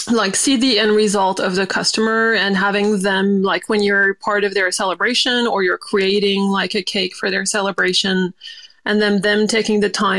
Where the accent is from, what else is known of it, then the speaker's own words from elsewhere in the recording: New Caledonia; And I grew up in New Caledonia, so it's a French island, so French base as well